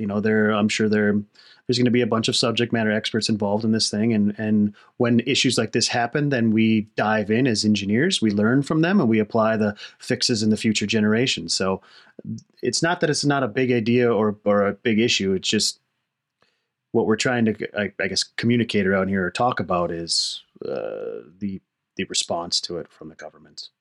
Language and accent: English; Wisconsin, United States; moved away; I'm from Wisconsin originally.